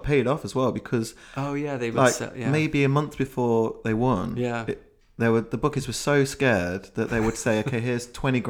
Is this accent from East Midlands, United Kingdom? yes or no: yes; Leicester, East Midlands, United Kingdom; now in London, United Kingdom; I called my friend who we grew up in Leicester together, and we both moved down mm-hmm. to London